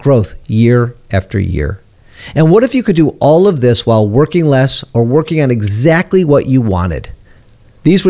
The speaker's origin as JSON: {"language": "English", "town": "Detroit", "region": "Michigan", "country": "United States", "said": "I'm from Detroit"}